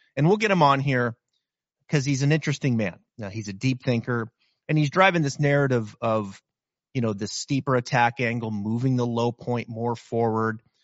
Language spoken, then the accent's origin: English; Pacific Northwest, Northern Idaho, United States; moved away; I can remember growing up in the Pacific Northwest, Northern Idaho, and you've got snow, like, over your head